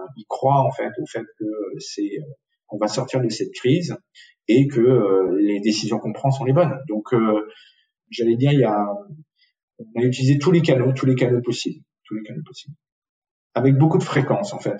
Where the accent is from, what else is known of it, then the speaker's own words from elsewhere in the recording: south-west France, France; moved away; also born or lived in Tunisia / Paris; J'ai ensuite grandi euh, essentiellement dans le sud-ouest de la France.